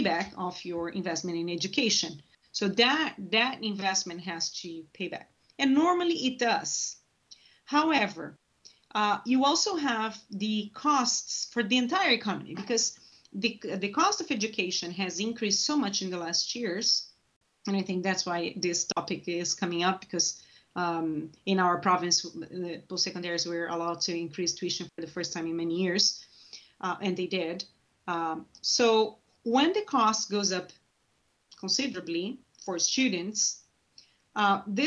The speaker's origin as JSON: {"language": "English", "country": "Brazil", "moved": "as an adult", "said": "I'm originally from Brazil"}